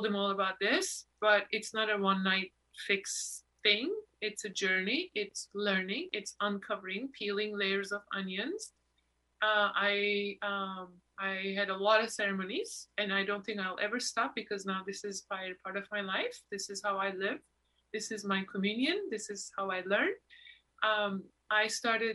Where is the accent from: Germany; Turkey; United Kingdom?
Turkey; also born or lived in New York; now in Los Angeles, United States; Why did I born in Turkey?